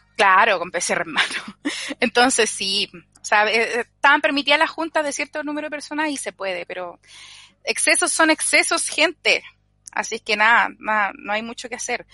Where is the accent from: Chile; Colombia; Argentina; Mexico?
Chile